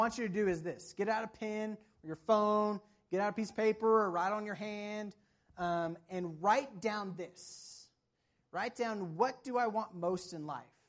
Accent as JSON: {"language": "English", "region": "the South", "country": "United States", "moved": "yes", "said": "I'm from the South where it doesn't really snow"}